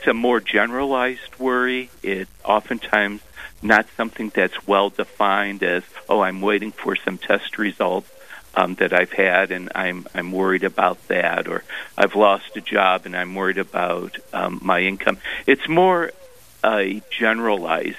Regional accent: Cleveland, Ohio, United States; moved away as an adult; also born or lived in Columbus, Ohio / Steubenville, Ohio / Grand Forks, North Dakota; now in North Dakota, United States; Ohio is my home state, and originally from Cleveland, but spent about 18 years in Columbus

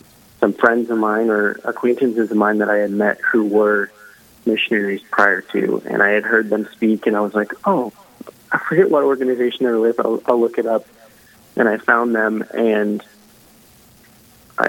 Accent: Sioux Falls, South Dakota, United States; I was born and raised in Sioux Falls, South Dakota. So homebred here.

